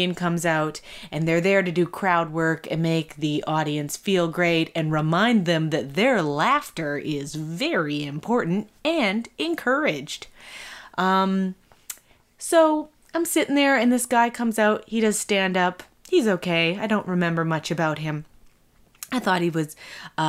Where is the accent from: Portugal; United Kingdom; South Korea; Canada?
Canada